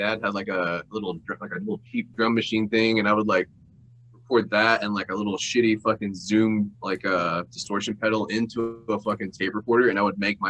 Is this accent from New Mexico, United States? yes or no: no; Nashville, Tennessee, United States; also born or lived in Bowling Green, Kentucky; I grew up in Nashville and Bowling Green, Kentucky as well. But I'm from Nashville, yeah.